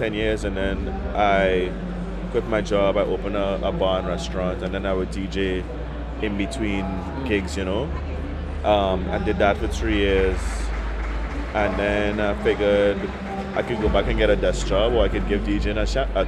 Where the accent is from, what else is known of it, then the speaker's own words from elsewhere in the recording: Trinidad & Tobago; growing up in Trinidad and Tobago